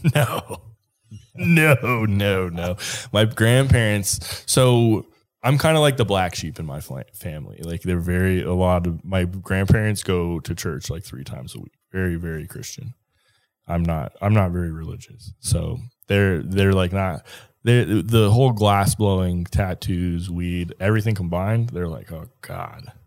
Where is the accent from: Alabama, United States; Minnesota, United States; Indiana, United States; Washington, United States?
Minnesota, United States; now in Colorado, United States; I grew up in Minnesota